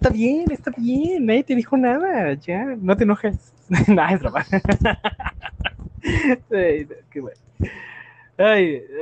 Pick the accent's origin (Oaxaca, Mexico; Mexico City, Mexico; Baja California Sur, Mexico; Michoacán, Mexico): Mexico City, Mexico; tengo razón. Porque soy chilango.